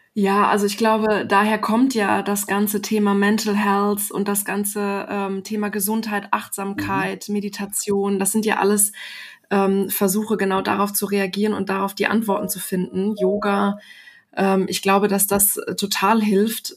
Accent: Germany; uns Deutsche

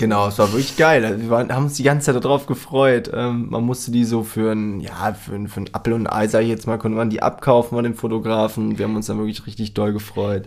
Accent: Germany; wir kommen aus Deutschland

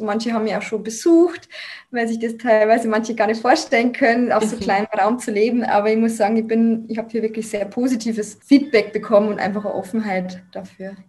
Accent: Lower Bavaria, Germany; moved away as an adult; also born or lived in Munich; meine Heimat angegeben, weil es wäre ja dann Niederbayern gewesen

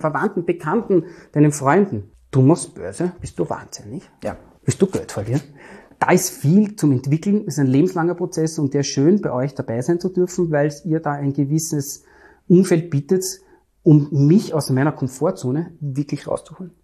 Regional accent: Vienna, Austria; Ich komme aus Wien, aus dem dritten und elften Wiener Gemeindebezirk

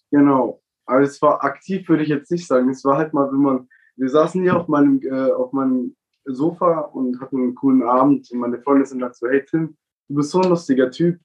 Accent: Baden-Württemberg, Germany; Wir Baden-Württemberger

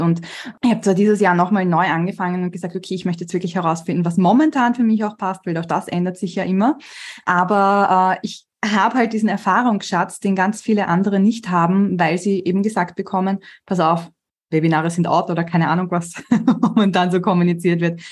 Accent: Vienna, Austria; ich bin halt gebürtige Wienerin

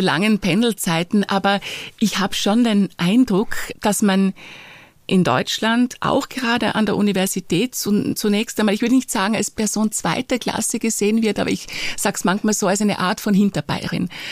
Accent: Styria, Austria; moved away as an adult; also born or lived in France / Munich, Germany; habe mich dann entschlossen, in meinen Heimatort in die Steiermark wieder zurückzuziehen

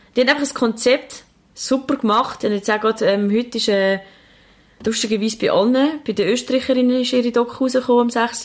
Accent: Switzerland; bei uns in der Schweiz

